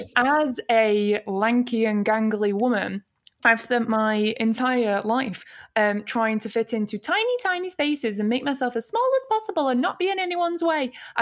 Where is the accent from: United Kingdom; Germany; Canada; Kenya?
United Kingdom; Manchester area / Lancashire, North West England; I am technically from Lancashire as well.